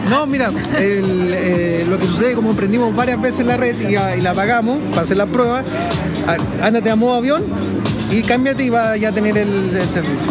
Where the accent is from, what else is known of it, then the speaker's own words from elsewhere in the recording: Chile; como chilenos